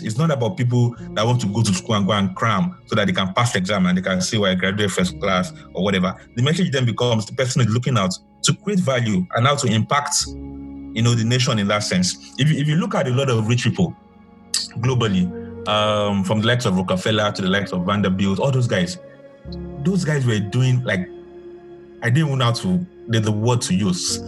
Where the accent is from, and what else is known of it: Nigeria